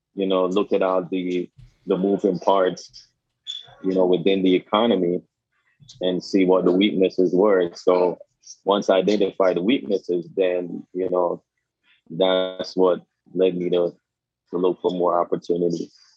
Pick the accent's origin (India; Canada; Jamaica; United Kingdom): Jamaica; moved away as an adult; now in Staten Island, United States; I grew up in Jamaica until I was like 21 years old